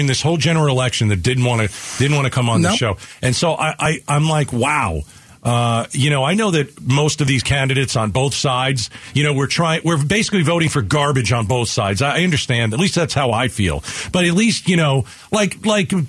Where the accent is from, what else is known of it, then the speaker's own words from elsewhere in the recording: East Coast, United States; now in Arizona, United States; I come from the East Coast